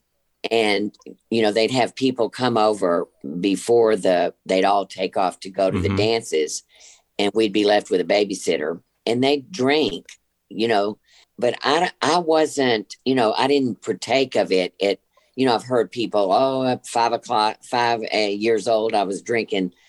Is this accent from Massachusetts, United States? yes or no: no; Rosenberg, Texas, United States; I grew up in a town outside of Houston, Rosenberg, Texas.